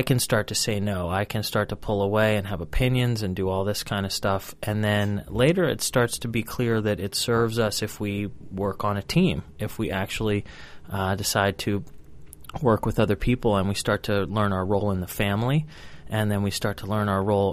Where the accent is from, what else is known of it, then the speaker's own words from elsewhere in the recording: United States; I walk around as a proud American. I am an American